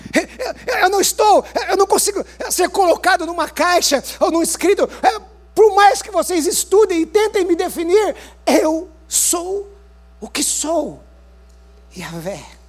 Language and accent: Portuguese; Paraná, Brazil; como um bom paranaense